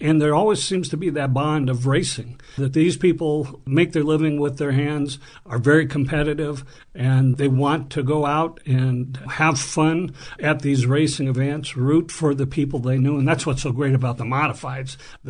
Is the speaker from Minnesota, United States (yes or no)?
no; Los Angeles, California, United States; I was born and raised in Los Angeles